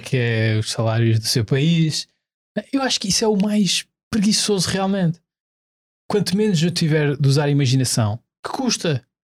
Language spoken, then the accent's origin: Portuguese; Azores, Portugal; E eu, enquanto ilhéu